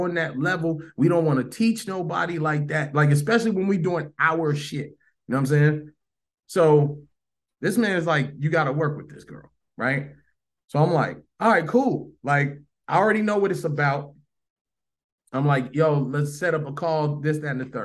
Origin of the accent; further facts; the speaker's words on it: Chicago, Illinois, United States; moved away as an adult; also born or lived in Orlando, Florida; I'm from Chicago